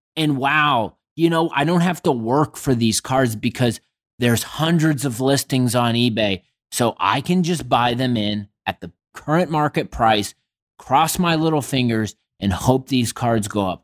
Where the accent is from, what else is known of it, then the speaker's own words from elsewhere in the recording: Indianapolis, Indiana, United States; my hometown